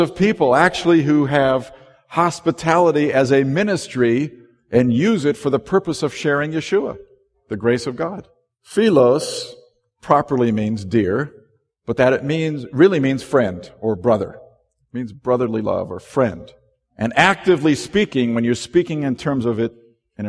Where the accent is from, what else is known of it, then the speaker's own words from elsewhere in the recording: Southern California, United States; I grew up in the South, Southern California